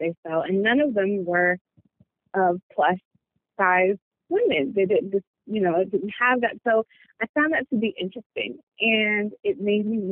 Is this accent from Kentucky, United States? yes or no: no; New Jersey, United States; now in Charlotte, United States; I'm based out of Charlotte. I'm originally from New Jersey, so my designs have a bit of a Jersey swag to it.